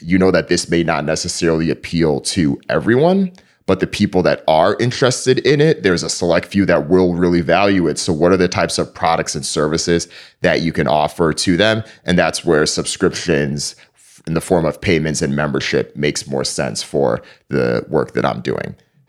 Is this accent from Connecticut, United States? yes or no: yes; East Hartford, Connecticut, United States; So I grew up in East Hartford, Connecticut.